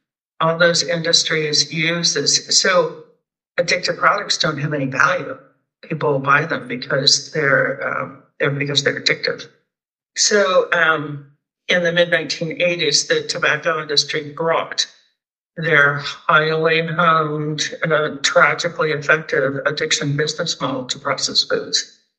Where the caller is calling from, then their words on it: Pacific Northwest, United States; I'm joining you from the Pacific Northwest in the United States, and I'm really honored to be here.